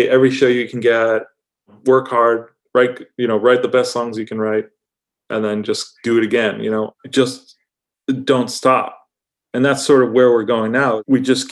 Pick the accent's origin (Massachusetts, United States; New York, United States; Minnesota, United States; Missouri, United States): Massachusetts, United States; Auburn; moved away as an adult; now in Western Massachusetts, United States; I grew up in just outside of Worcester in Auburn, Mass